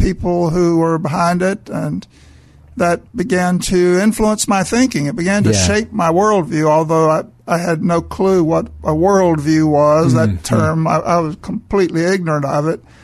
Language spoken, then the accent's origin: English; Mobile, Alabama, United States; I was raised in Mobile, Alabama.